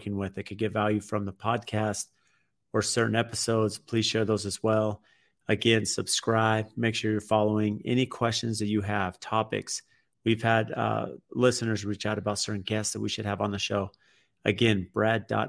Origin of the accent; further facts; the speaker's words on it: San Diego, California, United States; now in Phoenix, United States; I grew up in San Diego